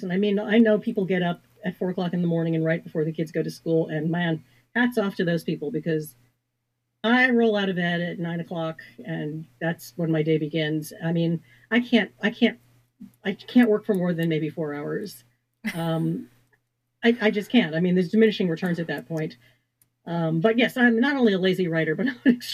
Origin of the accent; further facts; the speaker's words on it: Washington, District of Columbia, United States; I wanted to set it in Washington, D.C., my hometown, because D.C. is very rarely seen unless it's a thriller